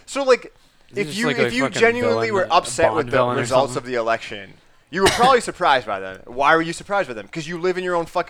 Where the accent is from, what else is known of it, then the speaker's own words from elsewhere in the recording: Boston, Massachusetts, United States; we're from Massachusetts, and not only are we from Massachusetts, from Boston